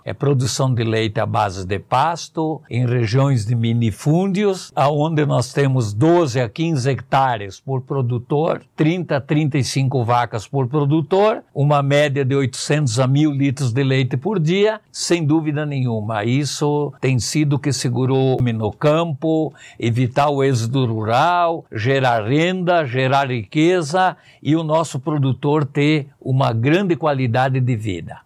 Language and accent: Portuguese; Rio dos Cedros, Santa Catarina, Brazil; moved away as an adult; eu sou do município de Rio dos Cedros, de descendência italiana, tenho a dupla cidadania